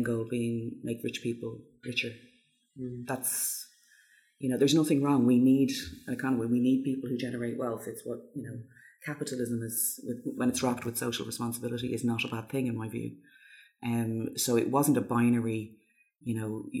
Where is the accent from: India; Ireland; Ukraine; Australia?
Ireland; Dublin, Leinster; moved away as an adult; also born or lived in London; now in Dublin, Ireland; where I grew up in Dublin, there's a hugely strong sense of community there